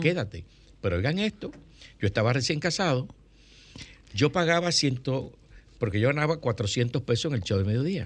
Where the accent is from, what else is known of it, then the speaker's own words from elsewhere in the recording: Santo Domingo, Distrito Nacional, Dominican Republic; also born or lived in Villa Consuelo, Santo Domingo; yo nací en la Marcos don 40. Yo soy de Villajuana. Mi ascenso social se produce de Villajuana a Villa Consuelo.